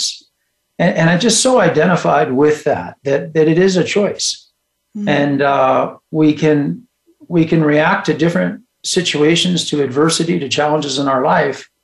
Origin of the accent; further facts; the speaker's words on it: Bend, Oregon, United States; now in Colorado, United States; I was born here in Colorado, but grew up in Bend, Oregon.